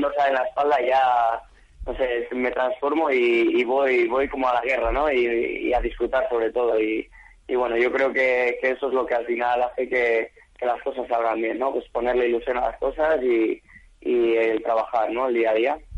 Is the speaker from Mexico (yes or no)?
no; Chile; now in Spain; un equipo chileno representando a mi país